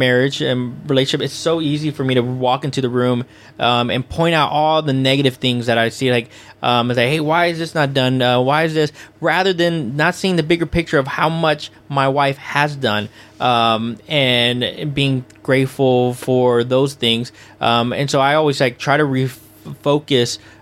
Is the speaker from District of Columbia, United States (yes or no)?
no; Houston, Texas, United States; my hometown in Houston